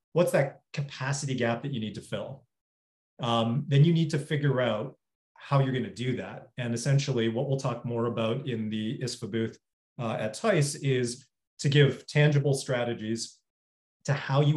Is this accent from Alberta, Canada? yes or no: no; Toronto, Ontario, Canada; moved away as an adult; also born or lived in New York; born and raised in Toronto. Spent most of my life there and then moved to New York for 7 years.